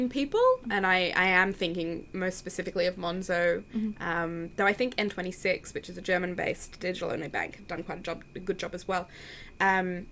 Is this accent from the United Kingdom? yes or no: no; Australia; I'm from Australia